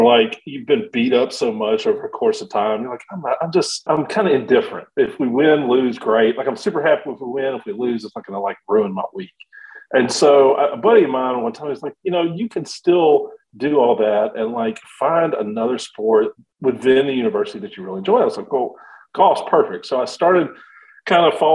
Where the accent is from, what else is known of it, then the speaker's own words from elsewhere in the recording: Shreveport, Louisiana, United States; I grew up in Shreveport